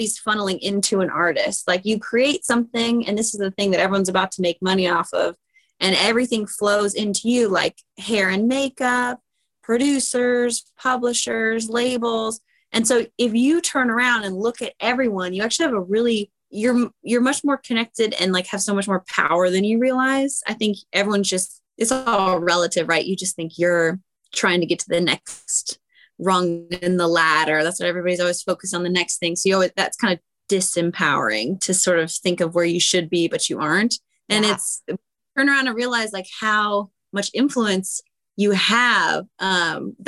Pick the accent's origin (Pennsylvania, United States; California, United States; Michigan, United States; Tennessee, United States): California, United States; San Francisco Bay Area; born or raised there; also born or lived in Huntington Beach, California